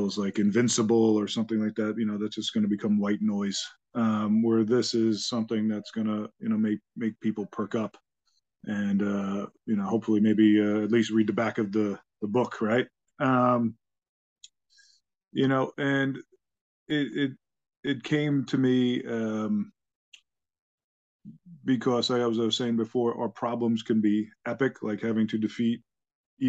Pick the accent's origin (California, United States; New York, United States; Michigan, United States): New York, United States; Long Island; also born or lived in Bronx, New York; originally I was born in the Bronx, and, my family decided right after I was born to move out to Long Island